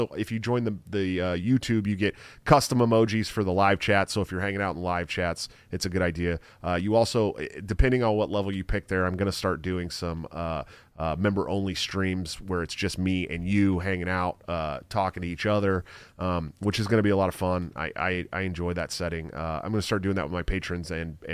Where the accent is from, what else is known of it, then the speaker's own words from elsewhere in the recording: Antioch, California, United States; my hometown of Antioch, California